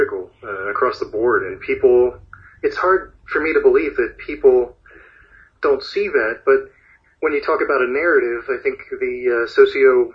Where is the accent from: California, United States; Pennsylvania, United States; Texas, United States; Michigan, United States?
Pennsylvania, United States; Philadelphia; now in San Diego, United States; I was born and raised in the Philadelphia area